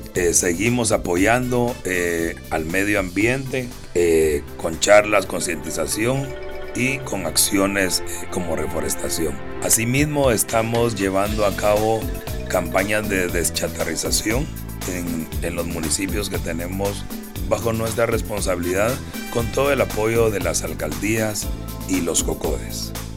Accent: Guatemala

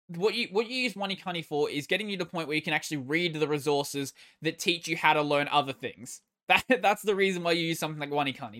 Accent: Australia; I'm Australian

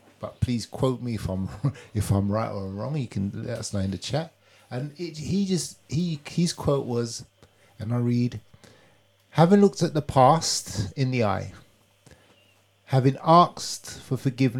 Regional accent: United Kingdom; And we're British.

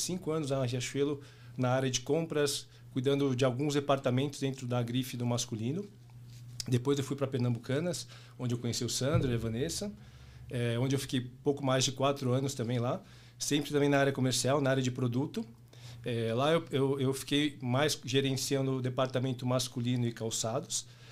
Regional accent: São Paulo, Brazil; nascido e criado em São Paulo, paulista por natureza

